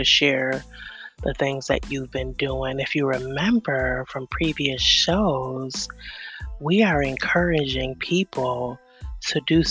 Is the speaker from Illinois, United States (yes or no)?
no; New York, United States; moved away; I'm originally from New York